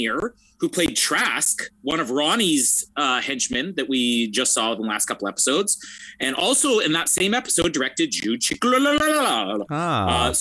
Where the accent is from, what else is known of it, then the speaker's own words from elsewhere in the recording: Canada; now in Winnipeg, Canada; I'm Canadian